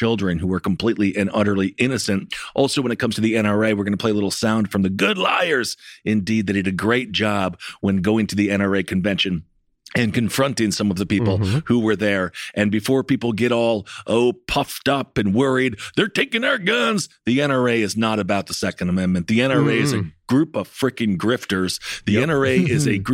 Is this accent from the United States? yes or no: yes; Wisconsin, United States; Wisconsin, my home state